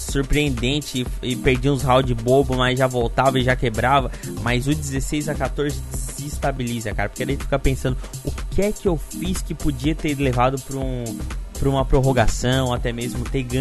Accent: Brazil; porque a gente é brasileiro, mas a gente tem que falar a verdade, cara.

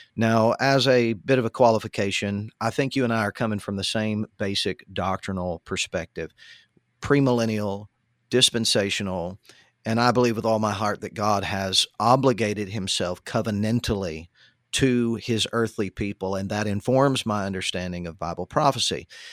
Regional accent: United States; as an American, as a citizen

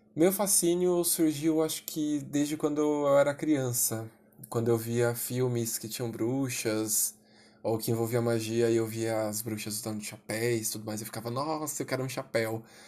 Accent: São Paulo, Brazil; Sou de São Paulo capital

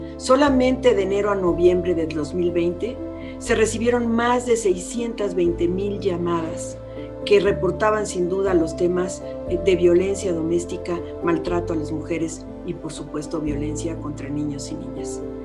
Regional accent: Mexico; como mexicanos y mexicanas

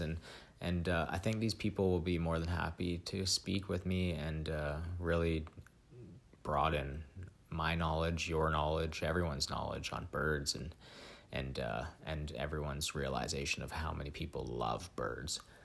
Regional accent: Vancouver, British Columbia, Canada; moved away as an adult; now in British Columbia interior, Canada; I grew up in Vancouver, um, in the Pacific Northwest

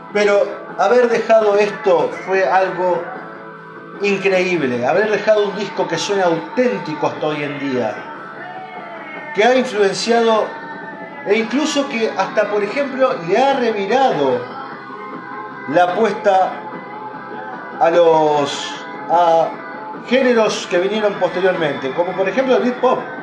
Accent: Argentina

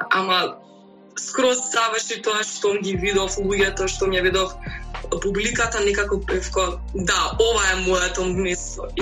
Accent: Skopje, North Macedonia; доаѓам од Скопје

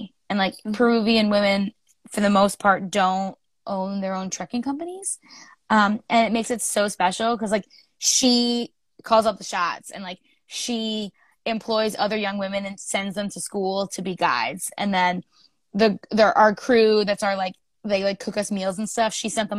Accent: Ireland; I'm Irish. I don't know if you can tell by the face and stuff. But I'm an Irish girl

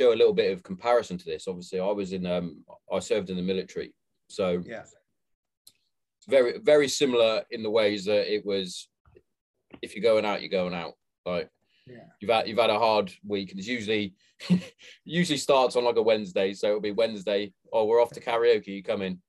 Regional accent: Hereford, West Midlands, United Kingdom; now in Kent, United Kingdom; Growing up, I'm from Hereford originally, and the secondary school, high school that I went to, we didn't have a football team

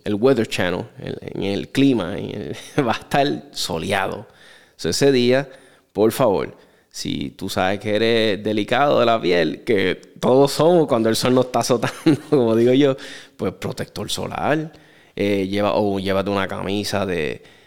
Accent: Puerto Rico; nosotros somos parte de los Estados Unidos

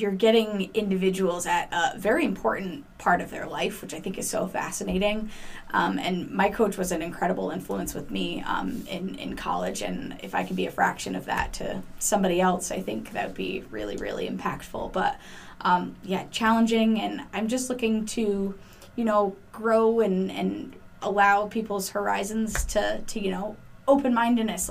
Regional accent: Cheshire, Connecticut, United States; I grew up in the Cheshire area, but I started playing at East Mountain in Waterbury

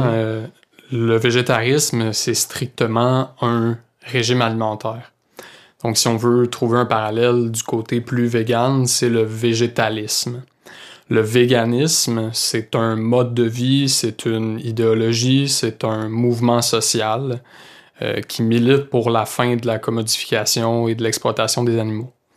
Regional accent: Saint-Hyacinthe, Quebec, Canada; also born or lived in Sherbrooke; je viens de Saint-Hyacinthe

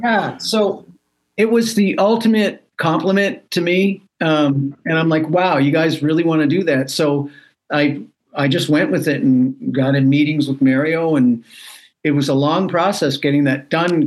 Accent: Canada; moved away as an adult; now in United States; I'm a Canadian citizen

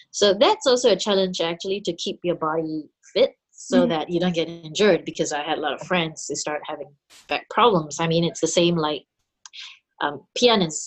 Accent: Singapore; moved away as an adult; I grew up in Singapore

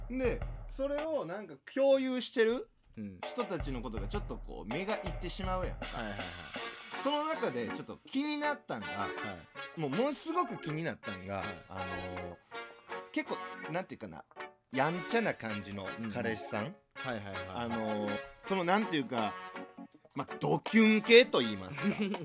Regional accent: Hyogo, Japan; 地元兵庫

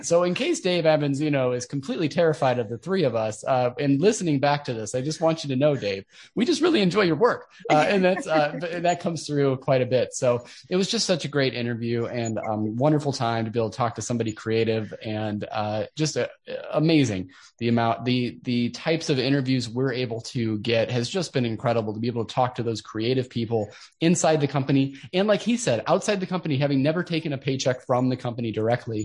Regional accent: Midwest, United States; we're from the Midwest

